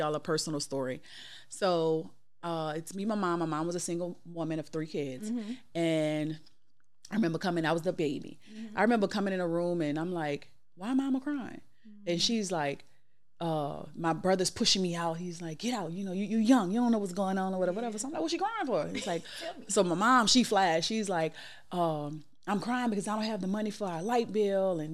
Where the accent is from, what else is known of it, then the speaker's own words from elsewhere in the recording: New Orleans, Louisiana, United States; I'm from New Orleans